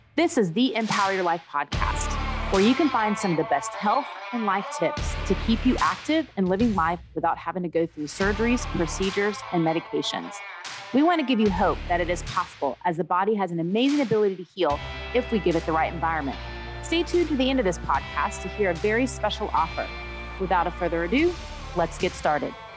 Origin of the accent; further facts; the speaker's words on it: Dallas, Texas, United States; I grew up in the Dallas area